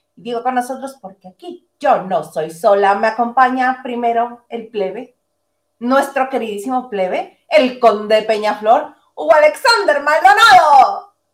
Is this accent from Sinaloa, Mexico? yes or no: no; Mexicali, Baja California, Mexico; moved away as an adult; yo siendo mexicalense, viviendo 26 años, bueno, 25 años de mi vida en Mexicali, me fui a vivir a la Ciudad de México